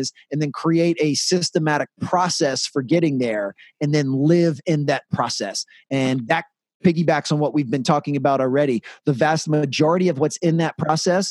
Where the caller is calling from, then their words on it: Washington, District of Columbia, United States; I'm calling from Washington, D.C.